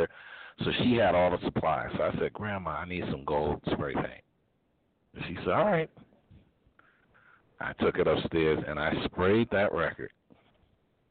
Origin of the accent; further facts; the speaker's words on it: Hartford, Connecticut, United States; I actually did it in my hometown